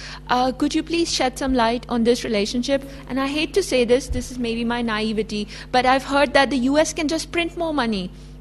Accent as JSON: {"language": "English", "country": "Pakistan", "said": "I come from Pakistan"}